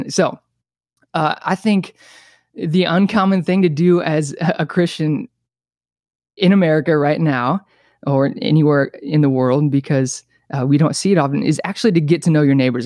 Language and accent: English; Bethalto, Illinois, United States; moved away as an adult; now in California, United States; I was born and raised in a town called Bathalto, Illinois, like twenty-five minutes outside of Saint Louis